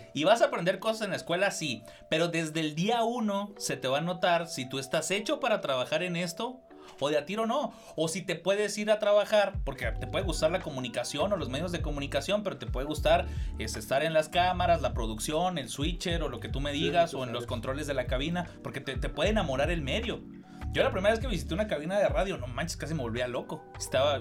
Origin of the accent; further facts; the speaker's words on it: Cuauhtémoc, Chihuahua, Mexico; moved away; yo soy de Cuauhtémoc